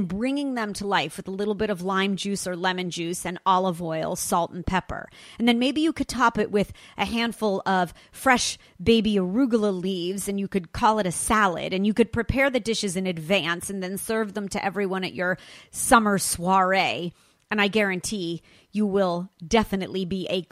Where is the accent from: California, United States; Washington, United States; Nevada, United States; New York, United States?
California, United States; Los Angeles; my hometown, Los Angeles